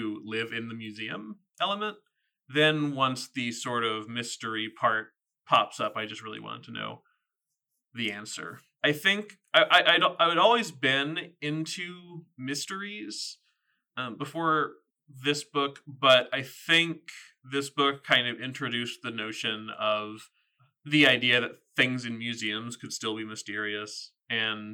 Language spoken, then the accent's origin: English; southern Virginia, United States; moved away; growing up in Virginia, and specifically in the, like, the southerner part of Virginia